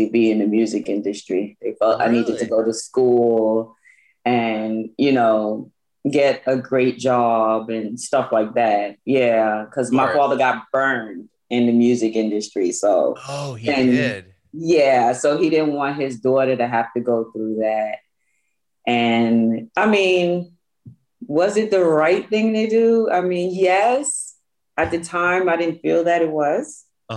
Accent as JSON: {"language": "English", "town": "New York City", "region": "New York", "country": "United States", "tie": "born or raised there", "also_born_or_lived": "Georgia", "moved": "as an adult", "lives_now": "Long Island, United States", "said": "I was born and raised in Brooklyn, New York."}